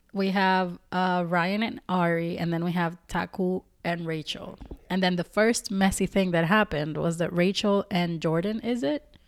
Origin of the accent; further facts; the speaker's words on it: Dominican Republic; I'm not from Puerto Rico, but they're my neighbors. I'm Dominican